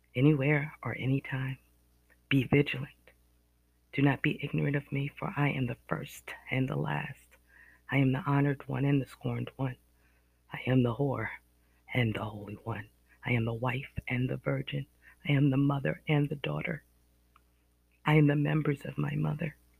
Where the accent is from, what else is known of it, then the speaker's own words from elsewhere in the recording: Northeast America, United States; accent: Northeast American; Excuse my accent, my Northeast American accent.